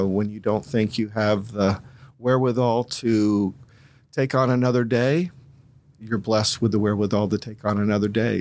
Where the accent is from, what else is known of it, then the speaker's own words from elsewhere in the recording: Columbus, Ohio, United States; also born or lived in Greene County, Ohio; I'm originally from Columbus, um, spent my first eighteen years there